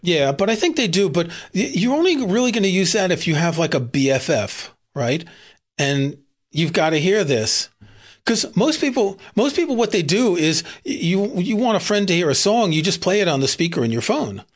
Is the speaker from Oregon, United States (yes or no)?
no; New York City, New York, United States; I grew up in Queens, which is kinda suburbs